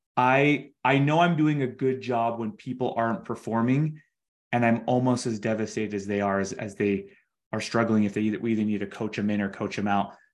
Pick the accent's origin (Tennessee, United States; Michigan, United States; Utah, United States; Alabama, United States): Utah, United States; we're from Utah